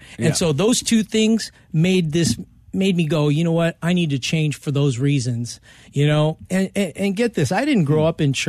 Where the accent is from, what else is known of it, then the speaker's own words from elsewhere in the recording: Los Angeles, California, United States; So I grew up here in Hollywood, LA, mm-hmm. Venice Beach.